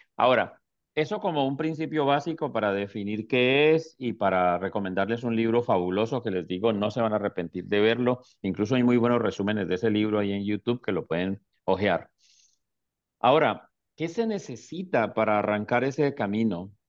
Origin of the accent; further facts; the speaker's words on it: Colombia; moved away as an adult; now in Houston, United States; soy colombiano